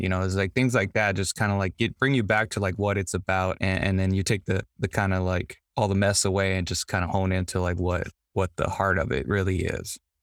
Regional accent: Los Angeles, California, United States; I grew up in Compton and Watts, and in South Central Los Angeles

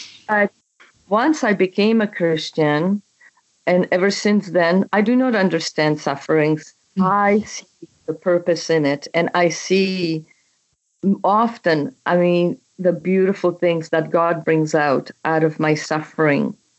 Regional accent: Czechia; English is a second language; moved away as an adult; also born or lived in Canada; now in United States; my country, which I was born and raised in Czechoslovakia, what used to be Czechoslovakia. It is now Czech Republic.

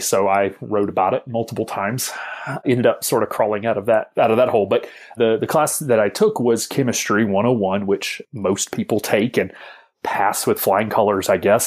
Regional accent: Alabama, United States; I'm a homeschool kid from the South, from the hills of Alabama

